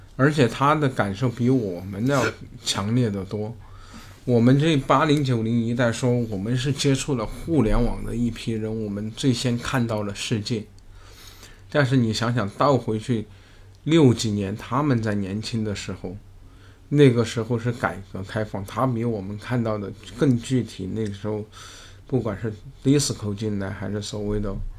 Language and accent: Chinese; Gaoba, Sichuan, China; also born or lived in Panzhihua; now in Beijing, China; 一个叫做高坝， 就是我们， 我们家的那个地方， 我老家，我的出生地